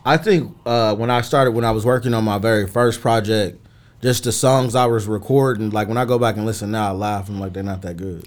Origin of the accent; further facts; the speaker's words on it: Mesa, Arizona, United States; growing up in Mesa, it, it's definitely different from, you know, Phoenix.